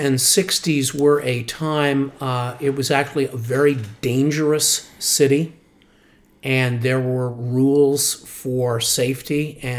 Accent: New York City, New York, United States; moved away as an adult; also born or lived in Baltimore; Lower East Side of Manhattan.

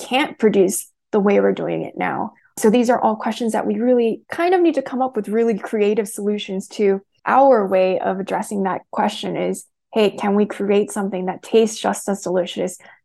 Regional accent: United States; I'm Korean American. So like I've grown up around kimchi my entire life

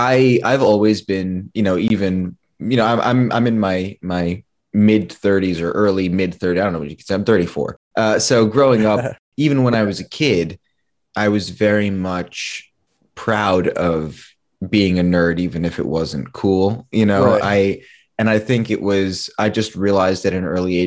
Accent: New York, United States; growing up in New York

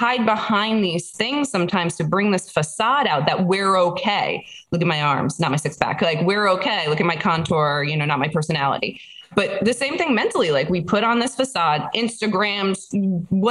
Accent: New Jersey, United States; I'm from New Jersey

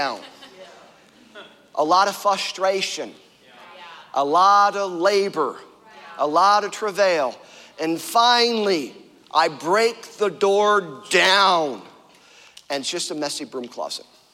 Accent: Fredonia, New York, United States; I'm from Fredonia.

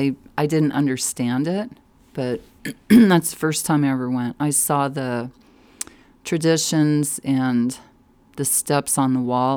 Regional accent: Denver, Colorado, United States; also born or lived in San Mateo, California / Fort Collins; No, I was born in California, San Mateo, and up by San Francisco. It's a suburb. And then my parents moved to Fort Collins. And then I ended up in the Denver metro area in 4th grade.

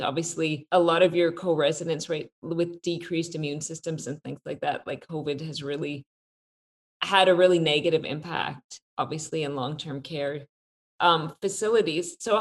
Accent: Canada; we're both Canadian

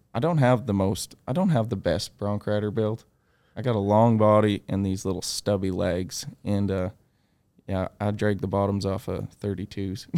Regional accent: Canada; growing up in Canada

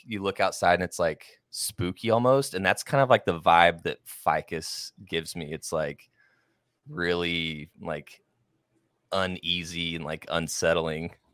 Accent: Oklahoma, United States; I grew up in Oklahoma

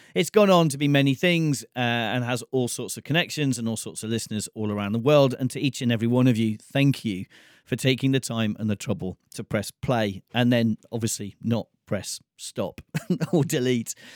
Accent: United Kingdom; I come from Britain

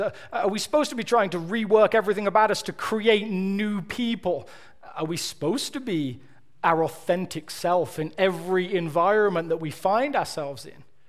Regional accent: Birmingham, West Midlands, United Kingdom; now in United States; I'm from Birmingham.

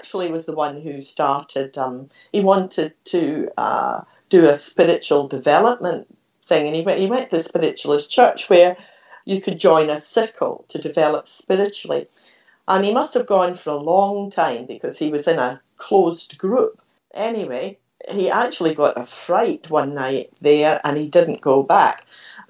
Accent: Scotland, United Kingdom; moved away as an adult; now in Australia; I was born in Scotland

